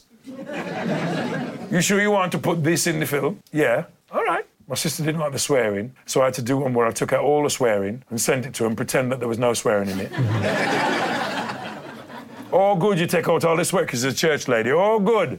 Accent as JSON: {"language": "English", "town": "Dudley", "region": "West Midlands", "country": "United Kingdom", "tie": "born or raised there", "said": "growing up in Dudley"}